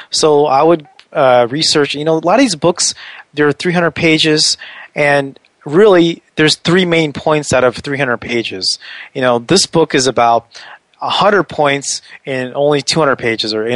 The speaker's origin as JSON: {"language": "English", "town": "Washington", "region": "District of Columbia", "country": "United States", "said": "I'm from the Washington, D.C. area."}